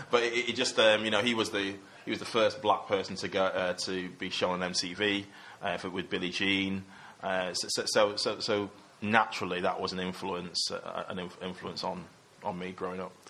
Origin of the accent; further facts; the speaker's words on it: Manchester, North West England, United Kingdom; moved away as an adult; also born or lived in Coventry; the people I grew up with in Cheetham Hill, kind of around my area